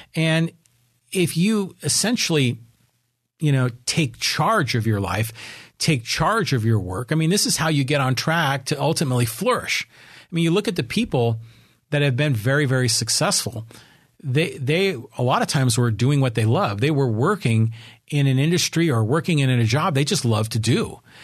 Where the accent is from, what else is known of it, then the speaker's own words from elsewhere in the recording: Burlingame, California, United States; now in Poway, United States; I was raised up in Burlingame.